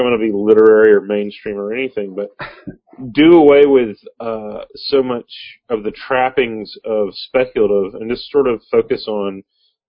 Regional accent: Arkansas, United States; I'm from Arkansas

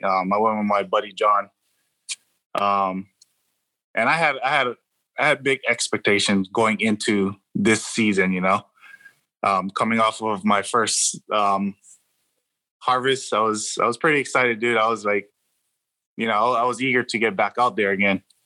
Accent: Hawaii, United States; now in California, United States; born and raised in Hawaii. Um, I, I, came out to California in 03, so I've been out here for a while

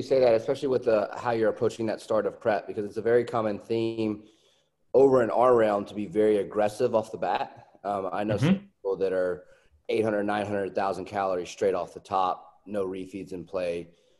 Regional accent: Alabama, United States; Alabama. I'm from Alabama. They accept my pronunciations.

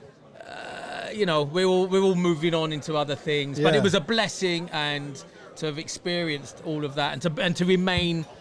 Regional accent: London, United Kingdom; I was about 5-6 months old. And this is the mid-60s in London

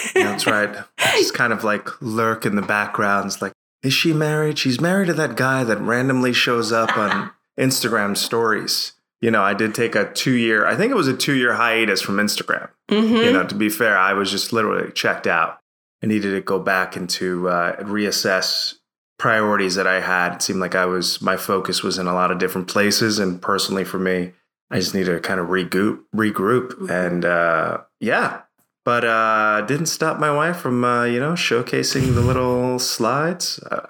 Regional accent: Bridgeport, Connecticut, United States; I grew up in a city called Bridgeport, Connecticut. For those of you who know the Northeast, it's the metro area. It's close to Philly, New York City, in inner city in Connecticut.

